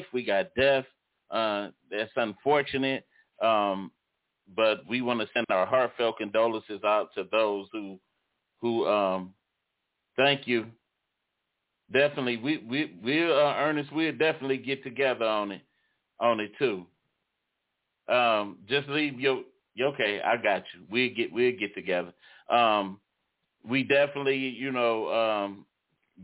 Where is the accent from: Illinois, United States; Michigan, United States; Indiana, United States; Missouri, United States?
Michigan, United States; Detroit; born or raised there